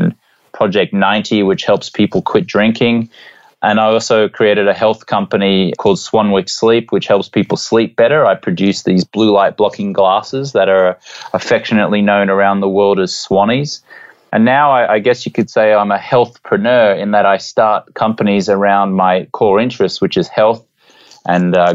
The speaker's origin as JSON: {"language": "English", "town": "Brisbane", "region": "Queensland", "country": "Australia", "tie": "born or raised there", "also_born_or_lived": "London, England / Los Angeles", "moved": "as an adult", "said": "I grew up in Brisbane on the east coast of Australia"}